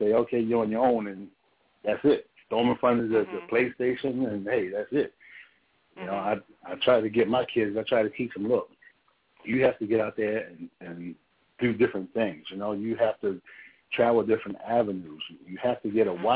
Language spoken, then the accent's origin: English; Baltimore, Maryland, United States; I grew up in Baltimore